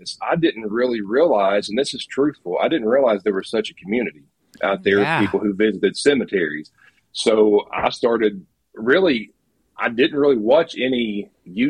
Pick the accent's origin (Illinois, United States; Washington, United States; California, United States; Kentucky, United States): Kentucky, United States; Northeast; Kentucky, where I'm from, from Northeast Kentucky